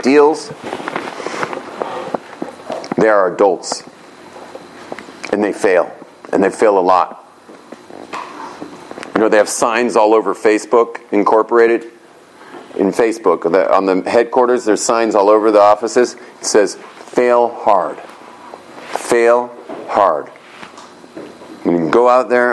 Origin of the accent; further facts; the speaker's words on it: Los Angeles, California, United States; I grew up in West LA in this super wealthy community